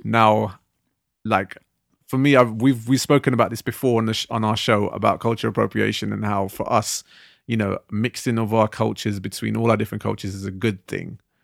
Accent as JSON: {"language": "English", "town": "Southall", "region": "London", "country": "United Kingdom", "tie": "born or raised there", "said": "growing up in Southall"}